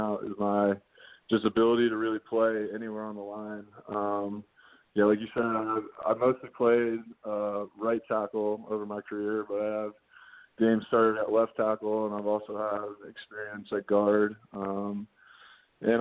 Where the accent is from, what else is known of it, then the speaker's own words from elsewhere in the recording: Columbus, Ohio, United States; moved away as an adult; now in Chicago, United States; growing up in Ohio, I'm a Midwest guy